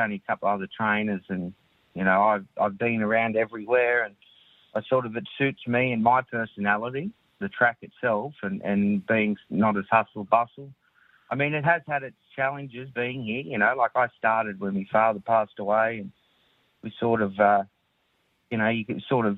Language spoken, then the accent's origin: English; Ballina, New South Wales, Australia; also born or lived in Sydney / Gosford; I grew up mainly in Ballina